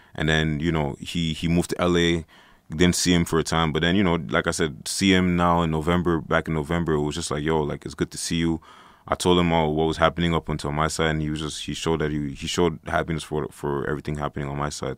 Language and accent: English; Montreal, Quebec, Canada; I'm an artist. I'm from Montreal, Canada.